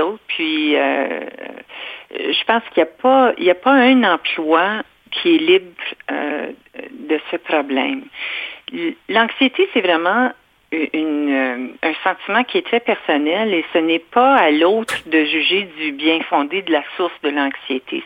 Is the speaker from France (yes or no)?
no; Ontario, Canada; je suis franco-ontarienne, je n'ai rien de québécois